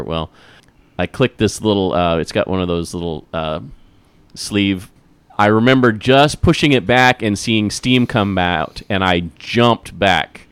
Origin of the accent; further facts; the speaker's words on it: Midwest, United States; growing up in the Midwest